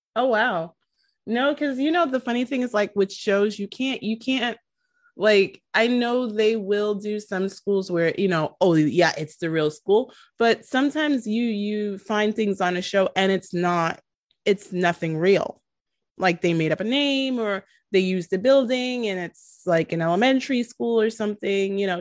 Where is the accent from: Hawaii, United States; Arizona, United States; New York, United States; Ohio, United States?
New York, United States; New York City; I am from New York City.